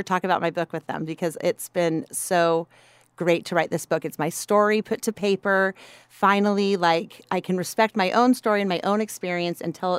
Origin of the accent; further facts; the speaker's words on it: Salt Lake City, Utah, United States; I was from Salt Lake City. I was a single mom in a landlocked state.